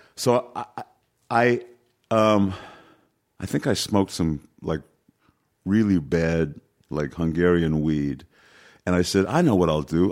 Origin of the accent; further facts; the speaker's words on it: New York City, New York, United States; I was born in New York City, so, you know, I, I, I was able to walk in twenty-five minutes from my house, Yankee Stadium